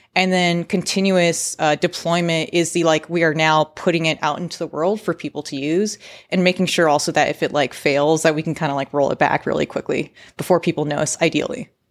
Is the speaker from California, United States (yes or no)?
yes; San Francisco, California, United States; also born or lived in San Diego; I work remote from San Francisco, where, to be honest, I was born, uh, raised, grew up, and have spent a majority of my adult working